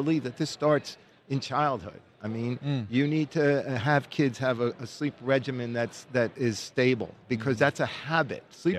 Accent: New Jersey, United States; moved away as an adult; also born or lived in New Orleans, Louisiana / Baton Rouge, Louisiana; I was born and raised in New Jersey, but I really grew up in New Orleans

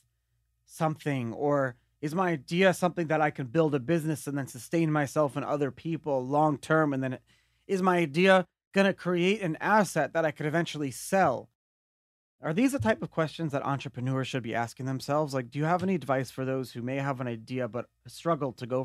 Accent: New York City, New York, United States; I'm from Brooklyn

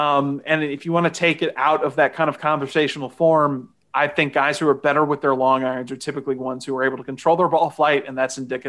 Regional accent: Houston, Texas, United States; I'm from Houston, the biggest city in the state, and it's not windy in Houston.

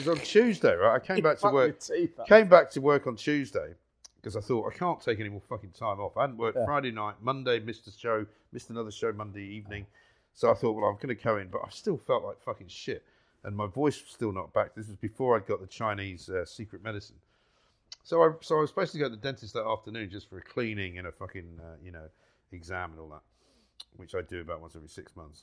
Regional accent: London, United Kingdom; I used to go to school on the tube

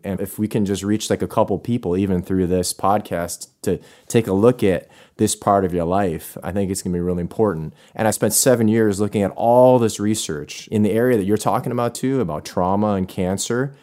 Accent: Buffalo, New York, United States; I'm from Buffalo

